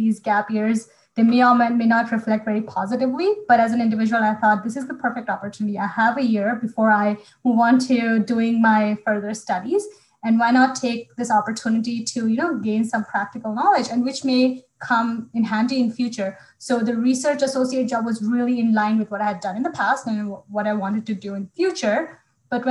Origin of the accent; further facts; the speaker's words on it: Bhopal, Madhya Pradesh, India; moved away; my hometown of Bhopal